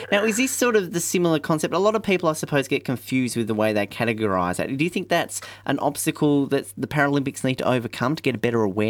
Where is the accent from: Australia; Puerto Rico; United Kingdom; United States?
Australia; Hobart, Tasmania; Coming from Hobart, where we're used to being cold